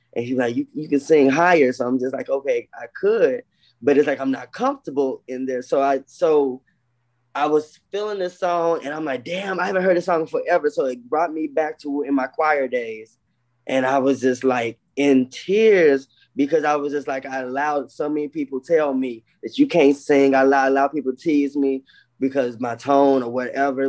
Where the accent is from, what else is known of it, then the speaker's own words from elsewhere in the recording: Chicago, Illinois, United States; I'm from Chicago.